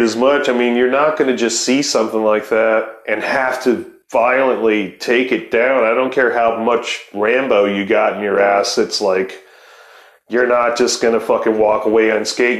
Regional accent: Ohio, United States; I'm from Ohio

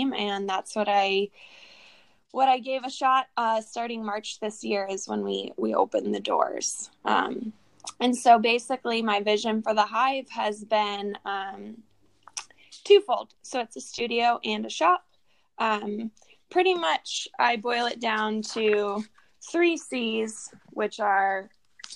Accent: Garden Valley, California, United States; also born or lived in Placerville, California; I was born in Placerville, grew up in Garden Valley, and now I found myself back in Placerville.

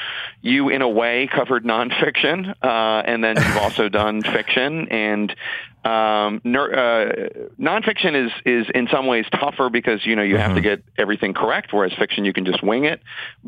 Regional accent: Philadelphia, Pennsylvania, United States; I'm from Philly.

